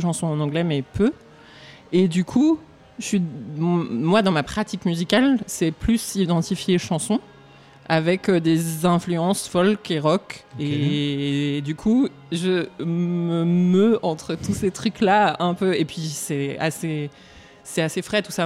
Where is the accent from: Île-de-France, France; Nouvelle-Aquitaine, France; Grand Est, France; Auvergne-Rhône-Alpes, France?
Auvergne-Rhône-Alpes, France; Romans-sur-Isère; also born or lived in Valence; je suis née à Romans-sur-Isère, donc pas très loin d'ici, que j'ai grandi